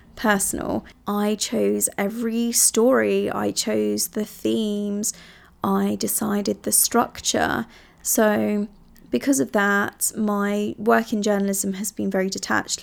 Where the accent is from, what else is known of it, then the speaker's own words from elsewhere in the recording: Italy; moved away; I grew up in Italy